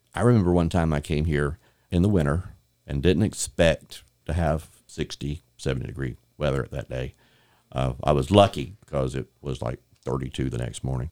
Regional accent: Bay County, Florida, United States; I'm from Bay County

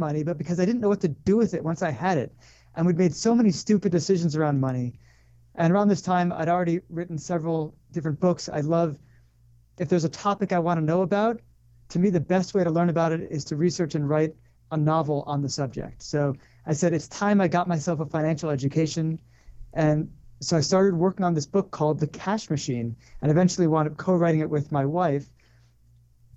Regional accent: Connecticut, United States; moved away as an adult; also born or lived in New York / Los Angeles / Colorado / Israel; I grew up in Connecticut.

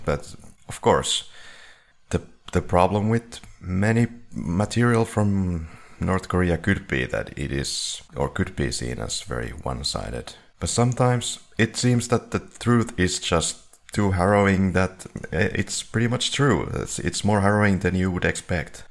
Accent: Finland; we're from Finland

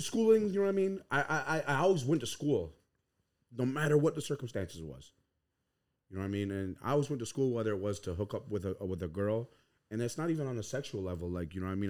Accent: Sanborn, New York, United States; growing up on, uh, Tuscarora territory on Sanborn, New York

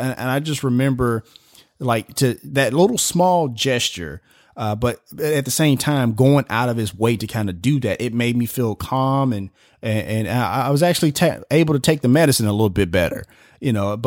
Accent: Memphis, Tennessee, United States; I'm born and raised in Memphis

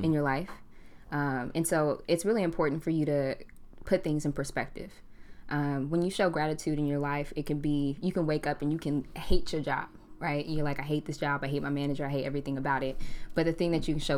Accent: Portland, Oregon, United States; also born or lived in California; I'm a Portland native. I grew up in Portland.

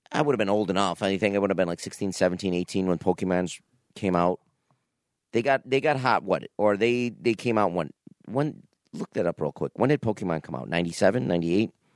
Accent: Niagara Falls, New York, United States; when I was a kid growing up in Niagara Falls, there was a store, I don't know, close to my house, Bases Loaded, was on Pine Avenue.

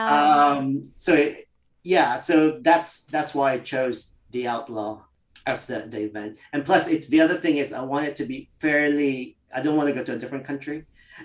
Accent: Winnipeg, Manitoba, Canada; born or raised there; moved away as an adult; also born or lived in Philippines; now in London, United Kingdom

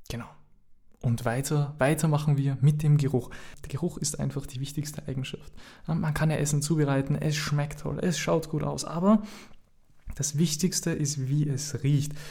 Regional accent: Austria; Ähm, ich bin ja Österreicher. Ihr wisst das. Ich bin Österreicher

